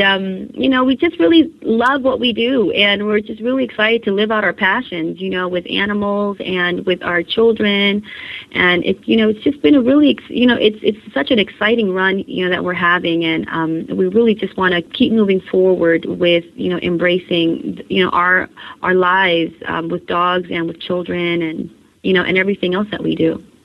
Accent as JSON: {"language": "English", "region": "California", "country": "United States", "tie": "born or raised there", "said": "I was born and raised in California"}